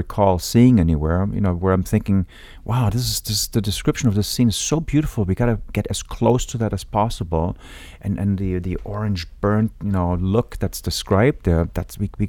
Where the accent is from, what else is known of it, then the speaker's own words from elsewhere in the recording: Munich, Bavaria, Germany; moved away; I grew up in Munich, Germany